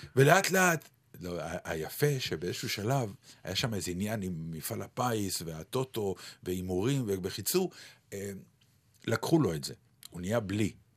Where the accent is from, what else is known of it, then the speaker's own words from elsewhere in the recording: Ramat Gan, Tel Aviv District, Israel; כשהייתי ילד קטן, אני, אה, חלק מהשכונה שלי וחלק מהעניינים שלי בתור ילד קטן היו ליד בית ספר שגדלתי בו, והוא היה רחוק מביתי. בית כן. ספר יבנה, שהוא היה באזור רמת יצחק ברמת גן